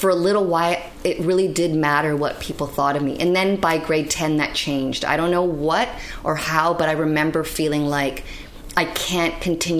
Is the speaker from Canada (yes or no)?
yes; Canada; born or raised there; also born or lived in Bratislava, Slovakia